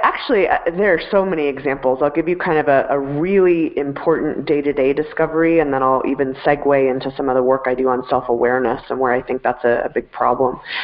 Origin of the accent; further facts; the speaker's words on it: Denver, Colorado, United States; I am a uh, Denver native, born and raised